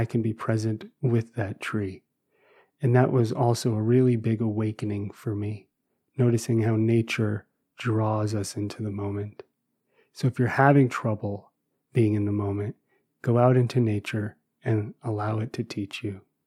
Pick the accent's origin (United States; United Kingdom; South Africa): United States; New Jersey; I grew up in New Jersey